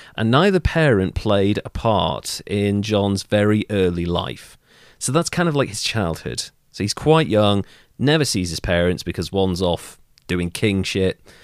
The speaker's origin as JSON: {"language": "English", "region": "Wales", "country": "United Kingdom", "said": "I'm actually Welsh"}